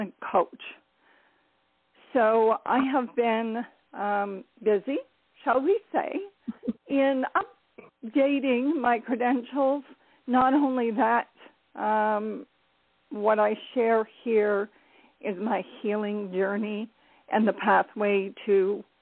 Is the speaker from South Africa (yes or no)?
no; Ontario, Canada; I am from Ontario, Canada